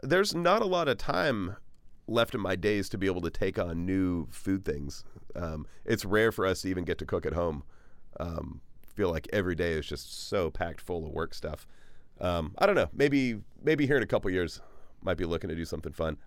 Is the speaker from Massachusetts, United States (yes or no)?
no; Bryan, Texas, United States; now in Austin, United States; when I was a kid growing up in Bryan College Station, which is sort of east-ish Texas